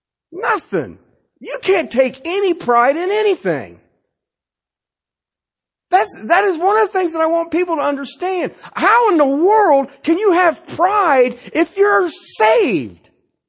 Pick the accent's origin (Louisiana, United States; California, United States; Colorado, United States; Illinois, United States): Colorado, United States; Anytime I travel somewhere and I tell them I'm from Colorado, they want to know about the pot.